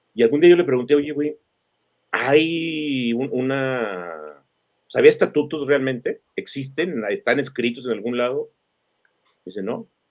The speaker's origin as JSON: {"language": "Spanish", "country": "Mexico", "said": "somos mexicanos"}